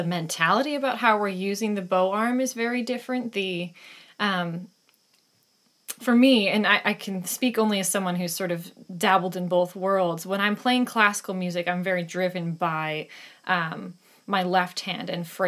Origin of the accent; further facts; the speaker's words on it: Chelsea, Michigan, United States; moved away as an adult; now in Galway, Ireland; I grew up in Michigan, southeastern Michigan, in the Ann Arbor, greater Ann Arbor area, in Chelsea specifically